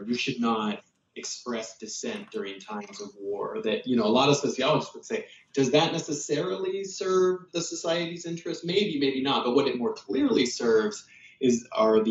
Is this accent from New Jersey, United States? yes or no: no; Kansas, United States; moved away; also born or lived in South Carolina; I grew up in Kansas and South Carolina